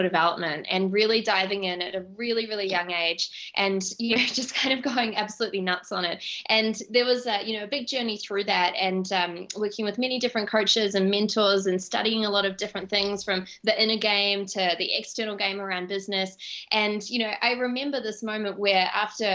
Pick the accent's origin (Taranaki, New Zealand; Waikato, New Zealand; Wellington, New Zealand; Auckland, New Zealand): Auckland, New Zealand; moved away; I grew up in Auckland, New Zealand